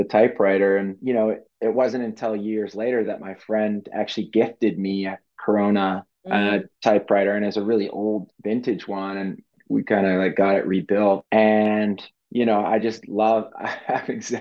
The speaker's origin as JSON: {"language": "English", "country": "Canada", "tie": "born or raised there", "said": "I grew up in Canada"}